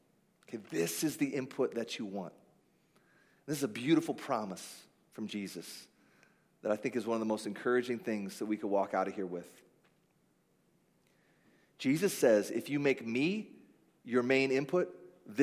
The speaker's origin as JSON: {"language": "English", "country": "United States", "said": "I'm an American"}